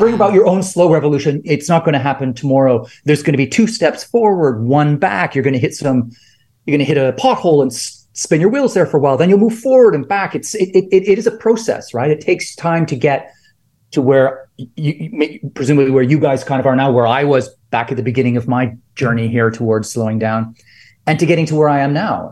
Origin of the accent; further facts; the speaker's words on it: Canada; I'm Canadian